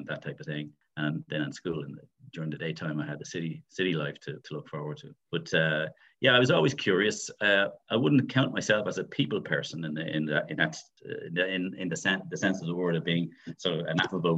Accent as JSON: {"language": "English", "town": "Dublin", "region": "Leinster", "country": "Ireland", "tie": "born or raised there", "said": "So I'm from Tala."}